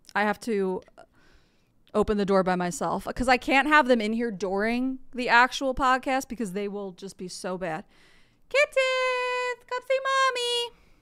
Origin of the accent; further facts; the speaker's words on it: outside of Philadelphia, Pennsylvania, United States; now in Tennessee, United States; I live in Tennessee, but I am from outside of Philadelphia, Pennsylvania.